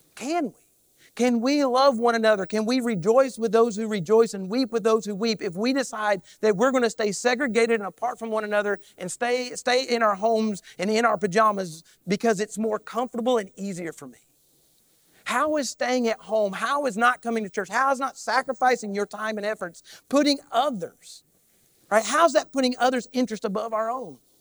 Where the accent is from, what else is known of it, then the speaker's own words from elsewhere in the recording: Kentucky, United States; I, I am definitely from Kentucky